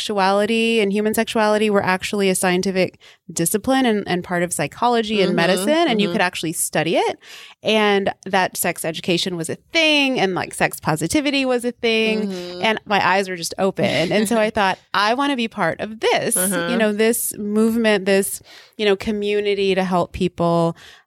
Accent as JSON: {"language": "English", "region": "the South", "country": "United States", "tie": "born or raised there", "also_born_or_lived": "Texas, United States / Louisiana, United States", "said": "I grew up in the South, in Texas and Louisiana, here in the U.S."}